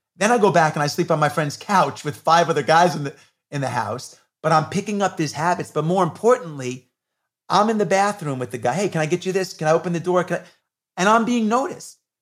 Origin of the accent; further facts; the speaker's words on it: New York, United States; I grew up in New York in the eighties when hip hop was coming on the scene